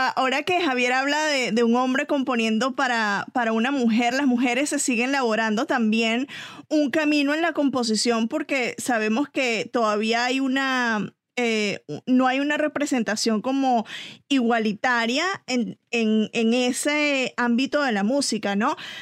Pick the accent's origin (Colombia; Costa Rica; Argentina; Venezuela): Venezuela; soy venezolana, pero amo a México